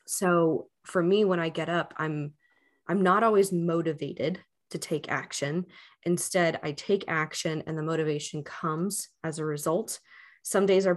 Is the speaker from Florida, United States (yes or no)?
yes; Miami, Florida, United States; I was born and raised in Miami